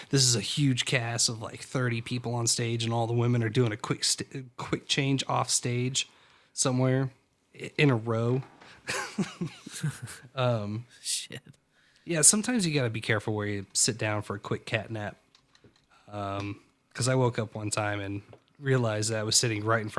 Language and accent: English; East Coast, United States; I always like the diesels. I'm from East Coast